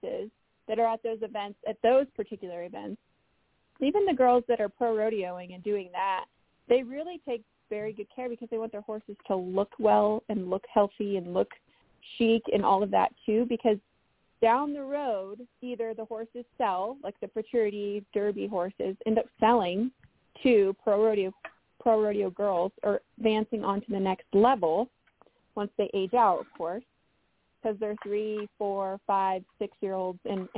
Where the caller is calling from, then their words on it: Colorado, United States; I'm in Western Colorado, back to my home spot.